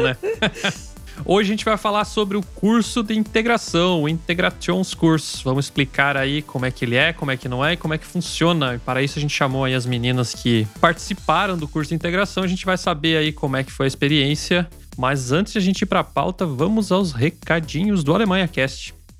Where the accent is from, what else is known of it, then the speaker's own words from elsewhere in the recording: Brazil; now in Germany; como brasileiros